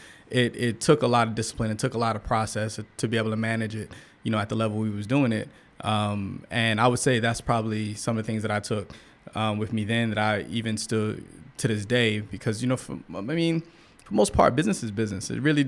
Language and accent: English; St. Petersburg, Florida, United States; Yeah, so I grew up in St. Petersburg, Florida, which is right outside of Tampa. And, you know, just where I grew up at, it was just the drug culture, right?